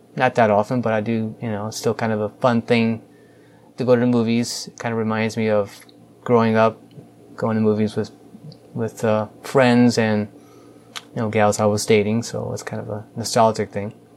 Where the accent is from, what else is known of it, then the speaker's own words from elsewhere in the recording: St. Louis, Missouri, United States; I grew up in St. Louis, spent most of my life here, um, specifically North County